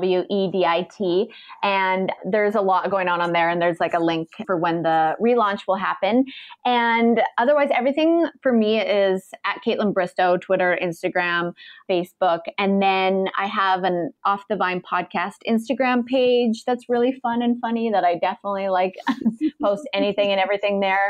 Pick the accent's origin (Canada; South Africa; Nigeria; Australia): Canada; now in United States; me being a Canadian and starting a business in the States